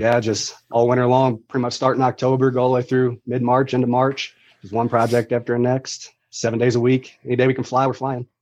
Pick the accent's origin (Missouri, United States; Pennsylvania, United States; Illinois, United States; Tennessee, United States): Missouri, United States; St. Louis; Grew up in Missouri.